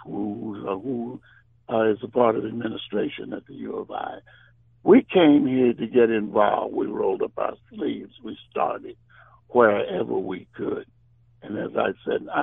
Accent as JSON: {"language": "English", "town": "St. Louis", "region": "Missouri", "country": "United States", "moved": "yes", "said": "I am originally from St. Louis"}